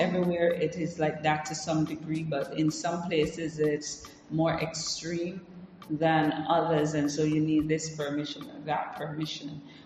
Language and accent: English; Jamaica; now in Africa; I grew up in Jamaica